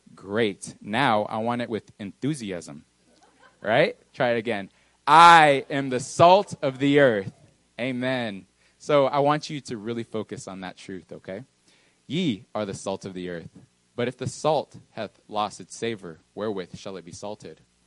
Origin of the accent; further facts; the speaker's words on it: Texas, United States; also born or lived in New Mexico / Mexico; I wasn't originally born in Texas. I was born in New Mexico, moved to Mexico for a little while, probably five or six years. And then I came to this beautiful, I would say, country called Texas